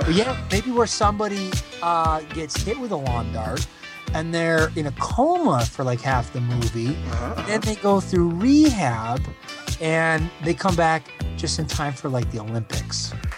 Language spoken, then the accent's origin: English; Canada; growing up in Canada